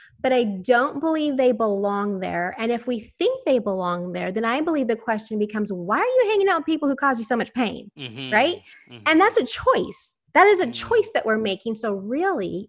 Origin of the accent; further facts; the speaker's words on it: Houston, Texas, United States; I'm from Houston, Texas